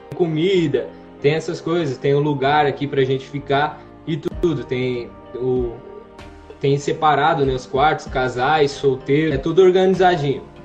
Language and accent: Portuguese; Santo Anastácio, São Paulo, Brazil; moved away as an adult; now in Rio Grande do Sul, Brazil; Eu sou da cidade de Santo Anastácio, interior de São Paulo